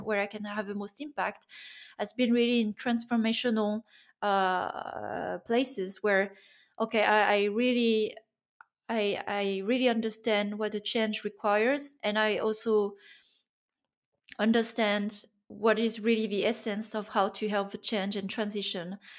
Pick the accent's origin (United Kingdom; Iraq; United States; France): France; moved away as an adult; also born or lived in Germany / Finland; growing up in France